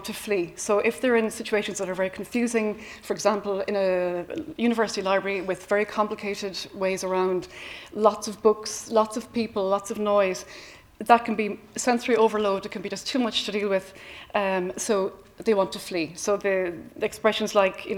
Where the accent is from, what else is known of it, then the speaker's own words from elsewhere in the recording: Cork, Munster, Ireland; I come from Cork City, which is renowned for speaking quickly